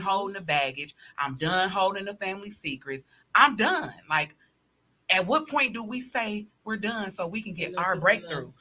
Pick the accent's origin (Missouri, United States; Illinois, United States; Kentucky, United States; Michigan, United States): Illinois, United States; Chicago; moved away; also born or lived in Milwaukee; I'm originally from Chicago. So my family is there